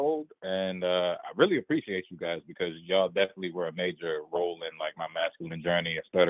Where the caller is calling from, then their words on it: Baltimore, Maryland, United States; I'm from Baltimore.